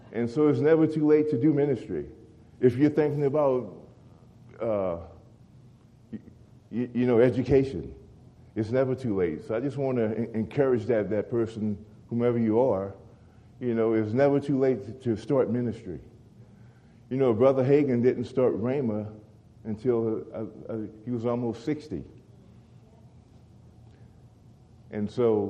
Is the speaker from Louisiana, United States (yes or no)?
yes; Louisiana, United States; now in Oklahoma, United States; growing up in Louisiana around alligators